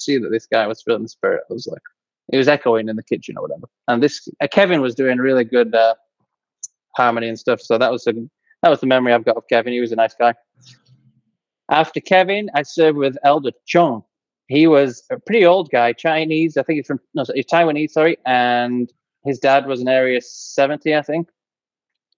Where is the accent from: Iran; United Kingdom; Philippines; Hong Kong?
United Kingdom; England; moved away as an adult; now in Chilliwack, Canada; I'm from England, but I live in Canada now